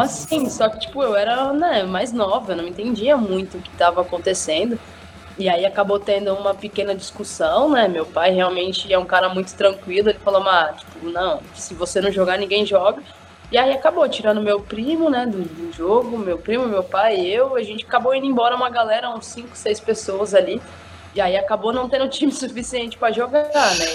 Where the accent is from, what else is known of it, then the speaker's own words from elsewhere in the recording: São Bernardo do Campo, São Paulo, Brazil; Em São Bernardo do Campo, que é a minha cidade